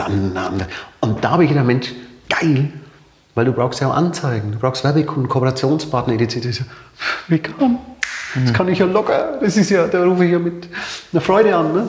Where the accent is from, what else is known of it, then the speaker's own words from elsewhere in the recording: Nuremberg, Bavaria, Germany; accent: bayerisch; moved away as an adult; also born or lived in Leipzig; now in Hamburg, Germany; Ich bin Nürnberger. Mhm. Mein Vater ist zwar Ungar, mhm. aber äh, in Nürnberg definitiv äh, mhm. groß geworden, aufgewachsen